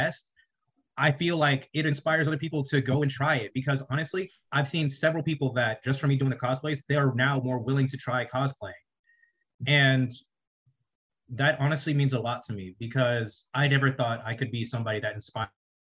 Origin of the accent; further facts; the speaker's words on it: rural South Carolina, United States; coming from rural South Carolina